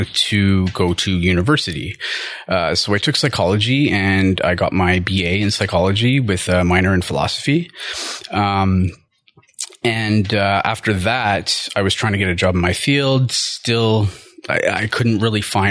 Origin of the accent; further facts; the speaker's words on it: Ottawa, Ontario, Canada; I'm from Ottawa. I'm born and raised.